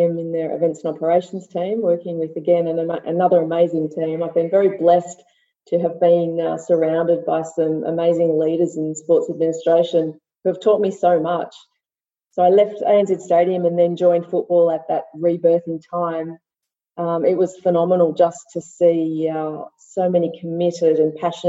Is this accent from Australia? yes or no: yes; Sydney, New South Wales, Australia; so I'm from Sydney, born and bred.